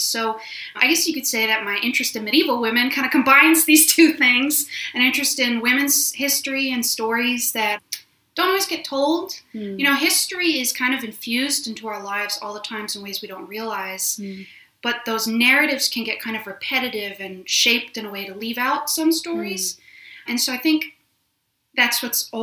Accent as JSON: {"language": "English", "region": "Wisconsin", "country": "United States", "moved": "as an adult", "lives_now": "Scotland, United Kingdom", "said": "I'm originally from Wisconsin in the United States"}